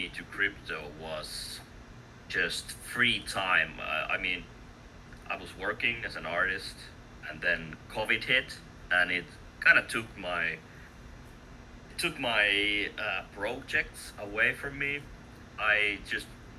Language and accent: English; Finland; English is a second language; I'm from Finland, so you know, we had a really active Finnish community